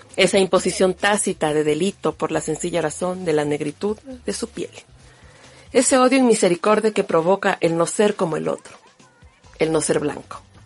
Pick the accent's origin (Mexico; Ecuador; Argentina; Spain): Ecuador; soy una mujer ecuatoriana que se autorreconoce como negra